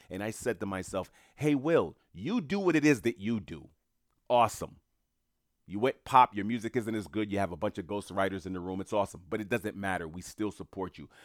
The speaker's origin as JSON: {"language": "English", "town": "New York City", "region": "New York", "country": "United States", "tie": "born or raised there", "said": "I knew a lot of people in entertainment growing up in Queens, New York"}